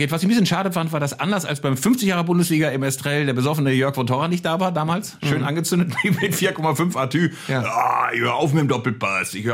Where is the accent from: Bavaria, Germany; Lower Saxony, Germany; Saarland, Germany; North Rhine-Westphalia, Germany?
North Rhine-Westphalia, Germany; Bielefeld; Aufgewachsen in Bielefeld